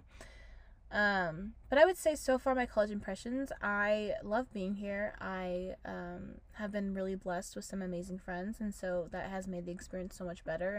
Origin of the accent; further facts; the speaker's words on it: United States; moved away; I'm from Washington